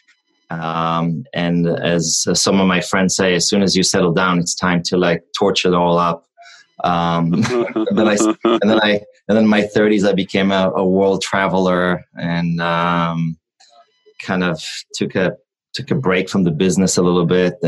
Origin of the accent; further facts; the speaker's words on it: Israel; moved away as an adult; also born or lived in New York; now in California, United States; I was born and raised in Israel. I moved to first New York and then California when I was 18.